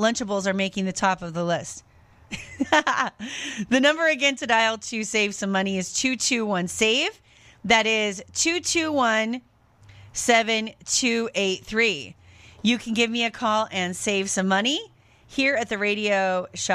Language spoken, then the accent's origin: English; United States; also born or lived in France; as an American person used to just shelves full of everything that you would ever need